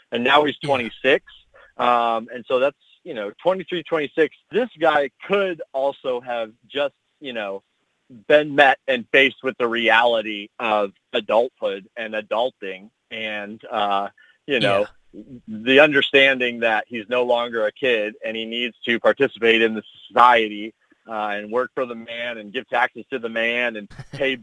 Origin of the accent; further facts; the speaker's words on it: Midwest, United States; growing up in the Midwest